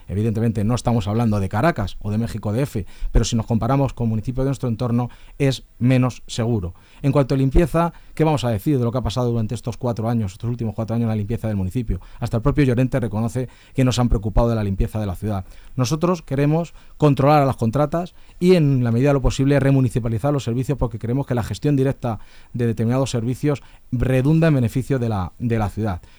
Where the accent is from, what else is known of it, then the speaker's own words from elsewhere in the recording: Leganés, Community of Madrid, Spain; soy vecino de Leganés, vivo en San Nicasio, me he criado en las batallas